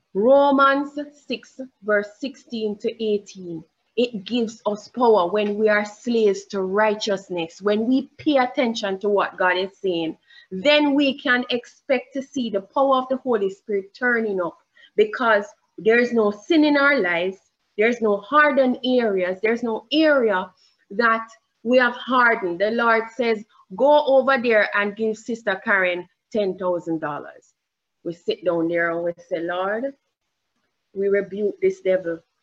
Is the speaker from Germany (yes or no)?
no; Jamaica; accent: Jamaican; I have a Jamaican accent.